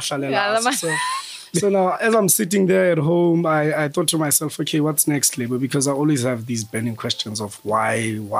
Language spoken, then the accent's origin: English; Bloemfontein, Free State, South Africa; moved away as an adult; now in Johannesburg, South Africa; I'm from Bloem. I studied in Bloem. Well, actually, my whole life was in Bloemfontein. So studied at the University of the Free State